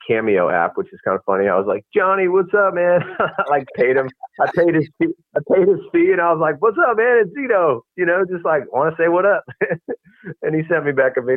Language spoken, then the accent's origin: English; San Diego, California, United States; I was a beach kid growing up in San Diego